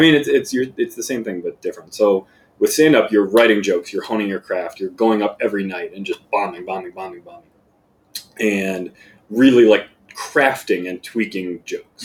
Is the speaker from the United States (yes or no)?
yes; Plantation, Florida, United States; moved away as an adult; also born or lived in Hollywood, Florida / Chicago; I was born in Hollywood, Florida, uh, raised in Plantation, Florida down near Fort Lauderdale